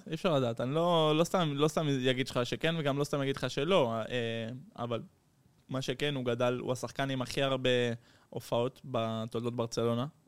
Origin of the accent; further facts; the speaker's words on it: Netherlands; also born or lived in Netanya, Israel; now in Barcelona, Spain; נולדתי בהולנד, גדלתי בהולנד.